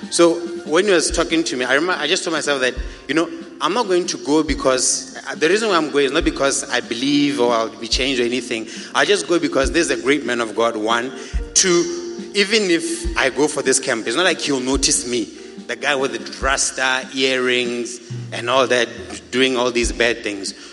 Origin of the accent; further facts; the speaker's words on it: Botswana; This is Botswana.